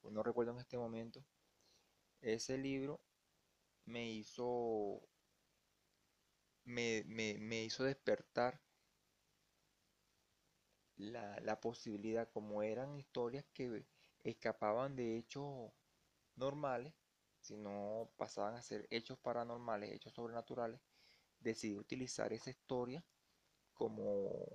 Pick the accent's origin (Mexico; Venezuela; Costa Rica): Venezuela; que ya saben mi situación, que soy venezolano, no pude optar por las regalías.